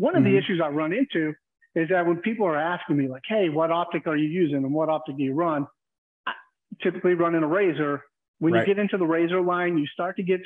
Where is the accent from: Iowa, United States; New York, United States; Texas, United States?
Texas, United States; I grew up in Texas, so naturally growing up in Texas, growing up in the country